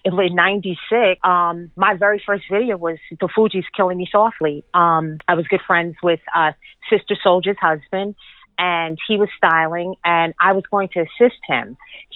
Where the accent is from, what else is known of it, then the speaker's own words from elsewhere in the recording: Bay Shore, New York, United States; moved away as an adult; now in Harlem, New York, United States; I am born and raised in Long Island in Bayshore, between Bayshore and Islip in Long Island, Suffolk County